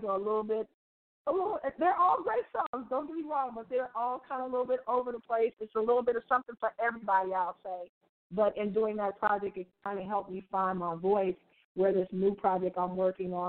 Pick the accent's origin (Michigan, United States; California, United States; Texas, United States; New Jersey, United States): California, United States; Oakland; I am from Oakland, California, the Bay Area